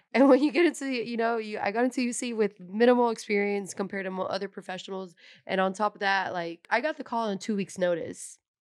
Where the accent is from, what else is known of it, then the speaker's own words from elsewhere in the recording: San Jose, California, United States; I'm originally from San Jose, California. Um, I'm first generation here in the U S. My parents are from Mexico